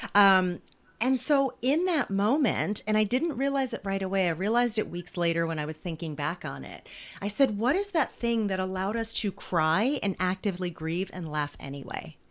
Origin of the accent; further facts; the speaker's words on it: New Jersey, United States; I grew up in poverty in New Jersey